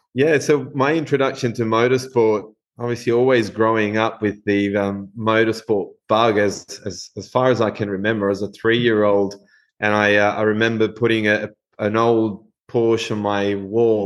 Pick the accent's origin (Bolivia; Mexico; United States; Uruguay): Uruguay; moved away as an adult; now in Western Australia, Australia; grown up in Uruguay, uh, we we grew up watching rallying in Uruguay